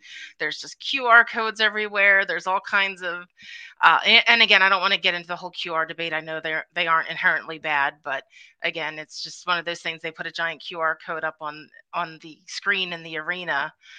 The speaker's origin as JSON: {"language": "English", "town": "Philadelphia", "region": "Pennsylvania", "country": "United States", "tie": "born or raised there", "said": "And I am representing my hometown, Philadelphia 76ers, and a very big game tonight, so I'm very excited."}